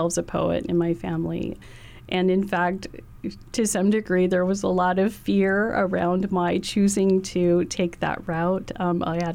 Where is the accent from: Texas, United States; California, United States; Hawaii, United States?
Hawaii, United States; colonial silencing that we've experienced in Hawaii